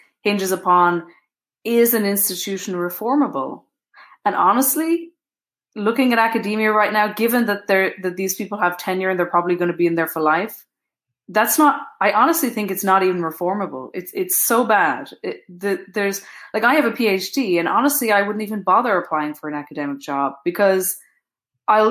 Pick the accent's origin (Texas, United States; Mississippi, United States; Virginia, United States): Texas, United States; Houston; also born or lived in Brooklyn, New York / Ireland (parents); now in Pittsburgh, United States; my parents immigrated to America and settled in Houston, where I was born